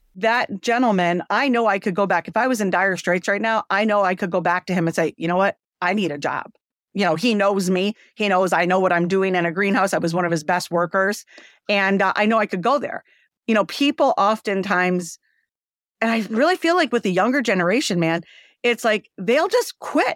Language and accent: English; Windsor, Ontario, Canada; moved away as an adult; also born or lived in Michigan; now in United States; I'm Canadian. I, uh, was born in Canada, Windsor, Ontario, and, uh, I came over to the States once I married my first husband.